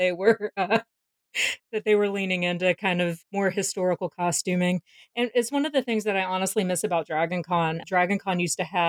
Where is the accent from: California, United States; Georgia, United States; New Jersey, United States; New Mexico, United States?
Georgia, United States; I am from Georgia